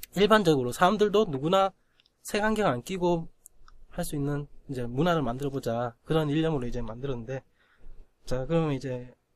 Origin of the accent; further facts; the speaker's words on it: Gyeongsang, South Korea; accent: Gyeongsang; 내가 경상도 촌놈이라고 확실히 느낌 온 게, 스, 스레딕 발음이 안 돼요